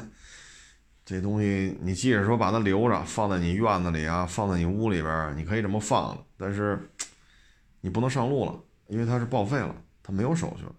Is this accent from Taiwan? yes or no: no; Beijing, China; 我这生在这儿，长在这儿